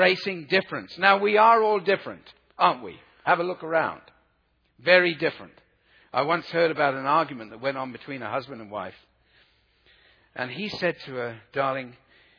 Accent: South Africa; I come from South Africa

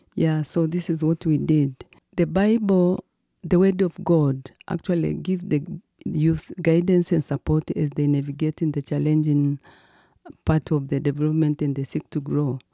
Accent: Mwika, Kilimanjaro, Tanzania; I was born in Kilimanjaro in a village called Mwika

